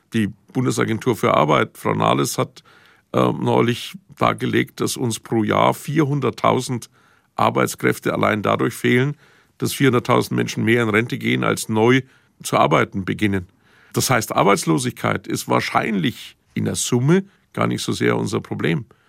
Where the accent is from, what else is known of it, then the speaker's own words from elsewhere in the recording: Franconia, Bavaria, Germany; bei uns in Franken